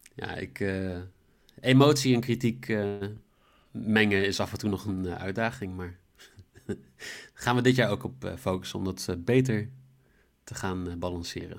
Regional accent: Netherlands; Ik kan goed Engels, maar ik ben gewoon Nederlander.

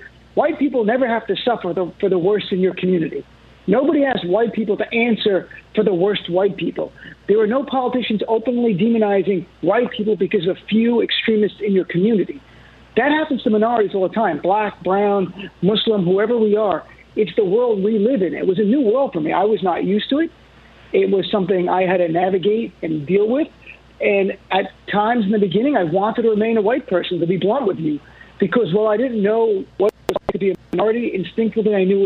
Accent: United States; the core of my being as an American

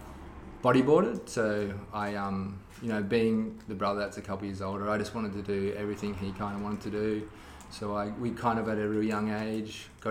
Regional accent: Gold Coast, Queensland, Australia; moved away as an adult; also born or lived in Manila, Philippines; now in United States; I grew up on the Gold Coast

